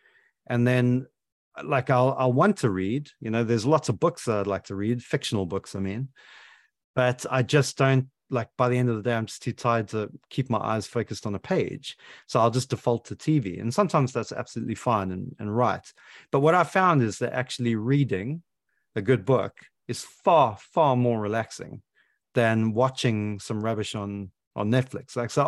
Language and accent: English; South Africa; now in United Kingdom; that's deeply embedded into my psyche as a South African